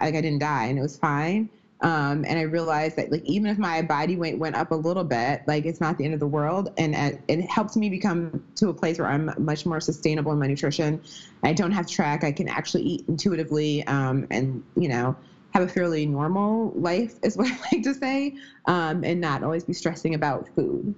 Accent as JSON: {"language": "English", "region": "Midwest", "country": "United States", "also_born_or_lived": "Wisconsin", "said": "I'm from the Midwest. I live in Wisconsin right now"}